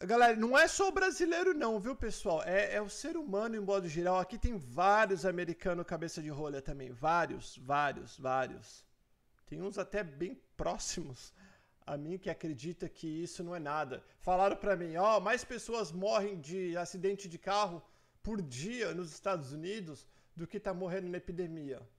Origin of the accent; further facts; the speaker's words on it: Dourados, Mato Grosso do Sul, Brazil; Sou de Dourados, Mato Grosso do Sul.